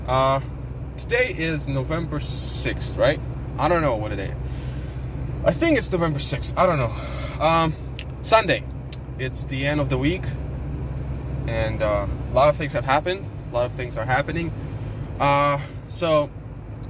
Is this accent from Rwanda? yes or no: no; Ukraine; now in United States; I come from Ukraine, so in Ukraine we have a lot of that kind of stuff.